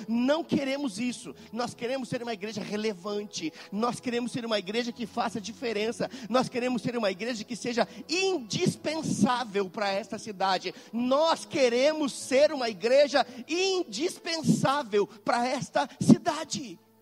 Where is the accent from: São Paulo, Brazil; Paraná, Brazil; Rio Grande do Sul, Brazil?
Rio Grande do Sul, Brazil; moved away as an adult; also born or lived in Belo Horizonte, Minas Gerais; now in Caxias do Sul, Brazil; Mas nós moramos em Belo Horizonte por muito tempo, mas não somos mineiros, não. Algumas pessoas pensam, ah, eles são mineiros. Não, nós somos quase mineiros, mas somos gaúchos